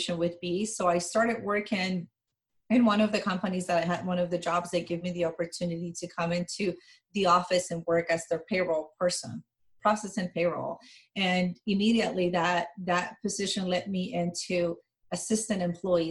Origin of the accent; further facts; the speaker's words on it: Colombia; English is a second language; moved away as an adult; now in United States; I'm originally from Colombia, born and raised, moved to the United States when I was 19 years old